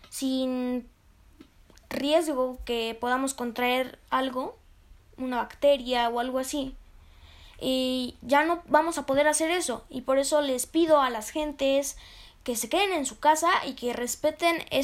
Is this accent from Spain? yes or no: no; Mexico; en lo personal a mí me gusta mucho la comida mexicana, porque soy de México, me encanta la comida mexicana